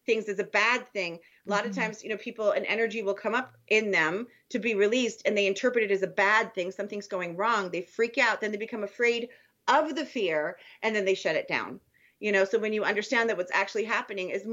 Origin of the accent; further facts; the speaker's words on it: Germany; moved away; as a child in Germany, you know, in the 70s